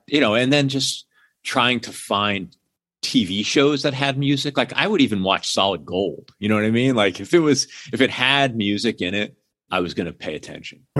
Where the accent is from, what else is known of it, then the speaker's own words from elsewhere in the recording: Hamden, Connecticut, United States; I grew up outside of New Haven, Connecticut, in a town called Hamden